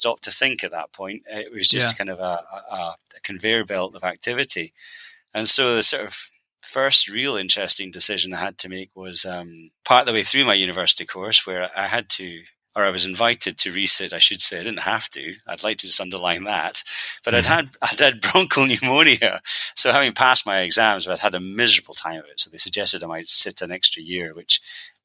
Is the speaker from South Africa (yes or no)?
no; Edinburgh, Scotland, United Kingdom; I, as I said, was born and bred, raised, reared, whatever word you want to use, in Edinburgh. So a little village outside of Edinburgh called Blerno